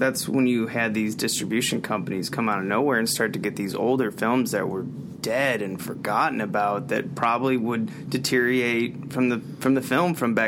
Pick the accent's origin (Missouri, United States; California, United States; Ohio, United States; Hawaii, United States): Missouri, United States; Pacific; moved away; my hometown, Pacific, Missouri